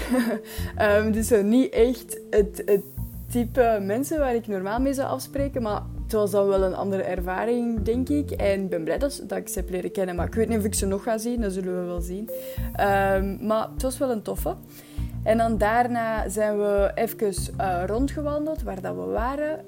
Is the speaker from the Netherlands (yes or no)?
no; Belgium; als Belg